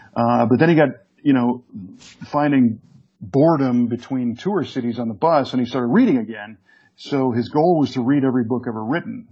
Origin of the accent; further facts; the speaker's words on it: Chicago, Illinois, United States; when I grew up in the Chicago area